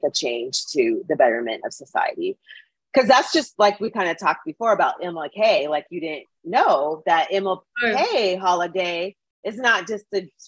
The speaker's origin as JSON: {"language": "English", "town": "Edmonton", "region": "Alberta", "country": "Canada", "tie": "born or raised there", "said": "where I grew up in Edmonton"}